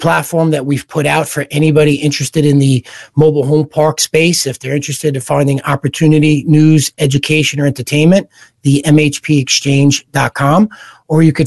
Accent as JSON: {"language": "English", "town": "New York City", "region": "New York", "country": "United States", "tie": "born or raised there", "said": "growing up in Brooklyn, New York"}